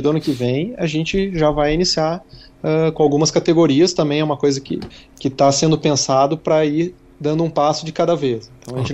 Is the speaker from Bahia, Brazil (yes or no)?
no; Gaúcho, Rio Grande do Sul, Brazil; como gaúcho, minha memória afetiva, né, seja muito ligada a churrasco, porque tudo era motivo de churrasco quando era uhum. criança